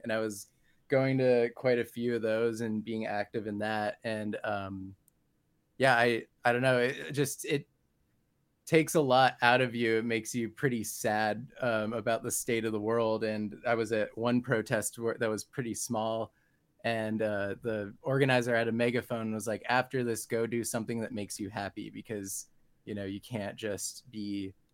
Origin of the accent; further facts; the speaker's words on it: San Diego, California, United States; I grew up in San Diego and currently live here